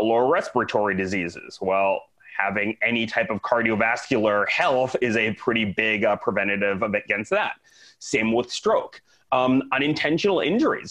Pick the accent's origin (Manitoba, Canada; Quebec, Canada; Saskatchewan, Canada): Saskatchewan, Canada; Saskatoon; moved away as an adult; also born or lived in Vancouver, Canada / Dallas, Texas, United States; now in Tampa, United States; I am originally Canadian. So I grew up in Saskatoon